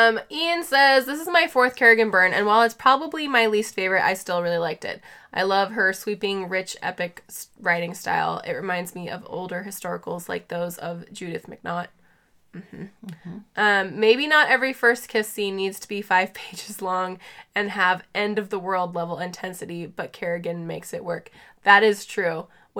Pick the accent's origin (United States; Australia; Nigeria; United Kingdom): Australia; I'm Australian, so the cursing barely registered for me.